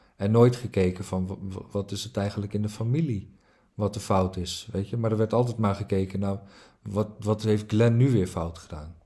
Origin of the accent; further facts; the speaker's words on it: Netherlands; also born or lived in Norway; ik ben geboren in Noorwegen en, en, en toen, ik, toen, ik, toen ik vier was, na nou, 2,5 jaar oud, is mijn moeder gescheiden van mijn vader. En toen kort daarna leerde mijn moeder eh, een Nederlander kennen op vakantie. En binnen no time eh, zijn we verhuisd van Noorwegen naar Nederland.